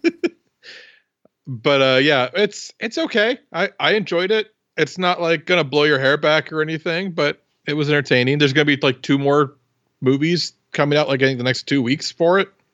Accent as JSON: {"language": "English", "region": "Iowa", "country": "United States", "said": "I'm from Iowa"}